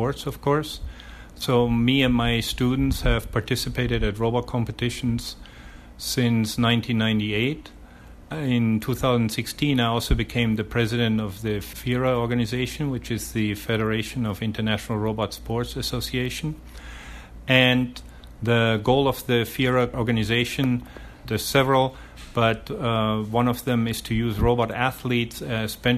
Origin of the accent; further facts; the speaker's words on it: Munich, Bavaria, Germany; moved away as an adult; also born or lived in Calgary, Canada / Auckland, New Zealand / Winnipeg, Canada; now in Taipei, Taiwan; I was born in Germany, in Munich, and first 24 years of my life, I was very much involved in sports